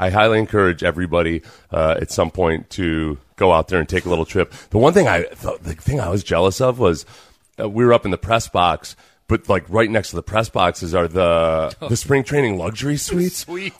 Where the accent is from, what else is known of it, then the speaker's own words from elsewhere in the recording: Houston, Texas, United States; I told you three times we're from Houston, man.